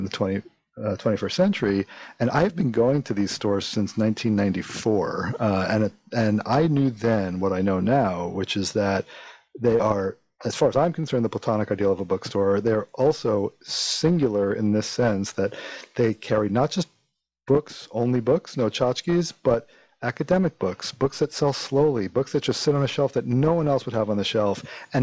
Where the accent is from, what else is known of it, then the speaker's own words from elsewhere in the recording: New York, United States; moved away as an adult; also born or lived in Stanford, California; now in Chicago, United States; I grew up in New York. I listened to FMU for as a kid